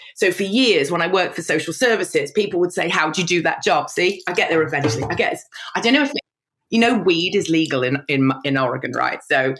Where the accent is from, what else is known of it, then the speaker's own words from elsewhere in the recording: London, United Kingdom; born there; also born or lived in Evesham / Worcester / Kidderminster; So I was born in London, then we moved in London, then I moved to Evesham, and then I moved to Worcester, then I moved to Kidderminster.